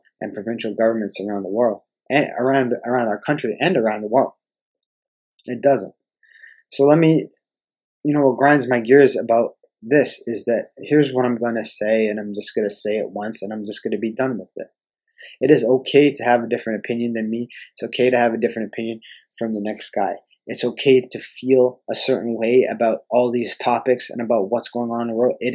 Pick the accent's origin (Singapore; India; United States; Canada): Canada; I'm a fucking Canadian. I love being a Canadian and I love living here.